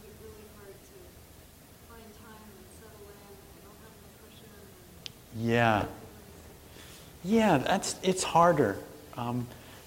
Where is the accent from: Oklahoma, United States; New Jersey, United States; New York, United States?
New Jersey, United States; I'm from New Jersey